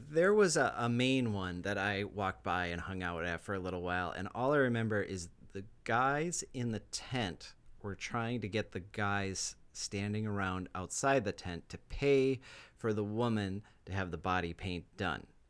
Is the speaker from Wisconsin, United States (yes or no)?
yes; Wisconsin, United States; growing up in Wisconsin, you have heat and humidity